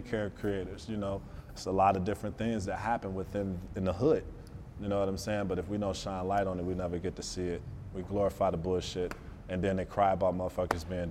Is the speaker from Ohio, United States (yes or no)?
no; Detroit, Michigan, United States; I'm from Detroit, so I still have a street mentality